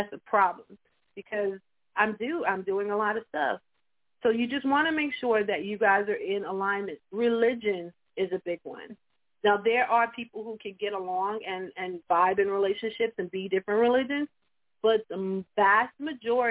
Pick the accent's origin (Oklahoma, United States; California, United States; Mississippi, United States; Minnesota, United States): Oklahoma, United States; Tulsa; I am from Tulsa, Oklahoma